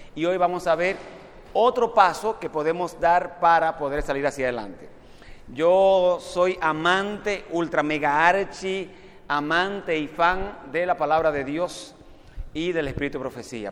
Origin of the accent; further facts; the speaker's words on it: Dominican Republic; la iglesia donde me crié en República Dominicana